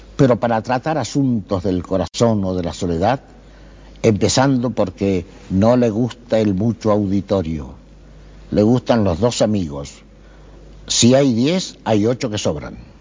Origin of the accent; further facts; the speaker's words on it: Pergamino, Buenos Aires Province, Argentina; moved away as an adult; also born or lived in Paris, France / Spain; me anotaron en el Pergamino porque era más fácil llegar. Yo nací en el Campo de la Cruz